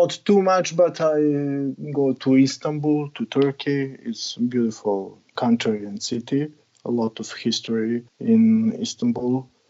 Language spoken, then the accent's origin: English; Serbia; English is a second language; Yeah, I'm born in 80s, and right before I need get start to the first grade in elementary, the war in Yugoslavia started.